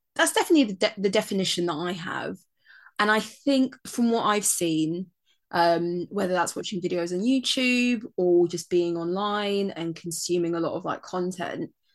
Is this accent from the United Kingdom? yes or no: yes; United Kingdom; both of us born and raised in Britain